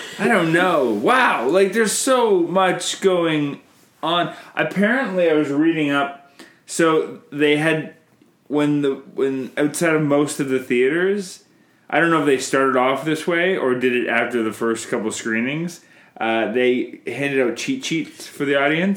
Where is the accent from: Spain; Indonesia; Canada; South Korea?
Canada; I'm Canadian filmmaker